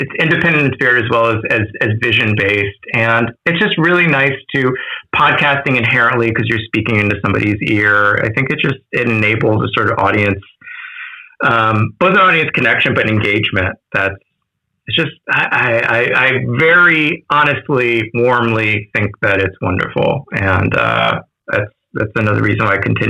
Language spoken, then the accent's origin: English; Washington, District of Columbia, United States; in Washington, D.C., which is my hometown